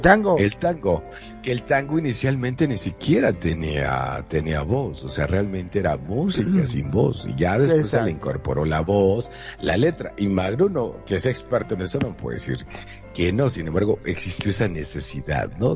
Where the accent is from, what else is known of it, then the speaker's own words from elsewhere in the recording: Monterrey, Nuevo León, Mexico; yo soy de Monterrey, Nuevo León, hasta donde yo sé no tengo ninguna eh, bueno, decía que mi abuela eh, era francesa, pero la verdad es que yo lo dudo